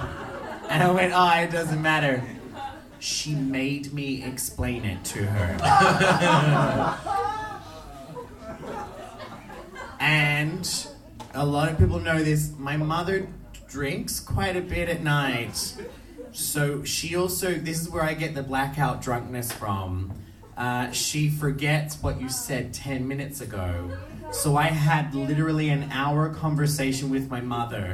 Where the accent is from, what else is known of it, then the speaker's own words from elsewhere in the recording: Australia; moved away as an adult; now in Iceland; when I went back to Australia and I did a show in my hometown